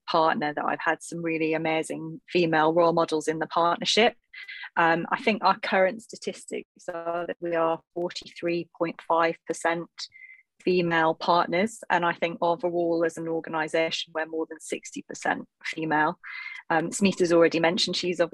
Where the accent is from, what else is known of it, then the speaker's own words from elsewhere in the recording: North East England, United Kingdom; as you can probably tell from my accent, I come from the northeast of England comprehensive school